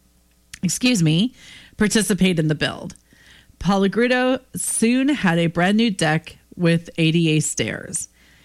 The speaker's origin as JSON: {"language": "English", "region": "Pennsylvania", "country": "United States", "tie": "born or raised there", "said": "my home state of Pennsylvania"}